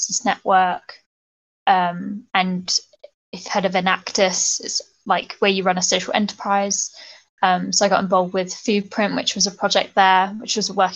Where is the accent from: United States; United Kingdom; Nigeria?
United Kingdom; Bristol, South West England; now in London, United Kingdom; I'm from Bristol, and I think the culture of Bristol is really kind of pro-environment